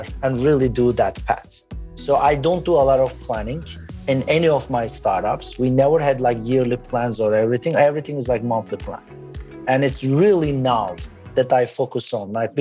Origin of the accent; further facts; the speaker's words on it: Turkey; moved away; also born or lived in Boston, United States; I was born in Boston and moved back to Turkey.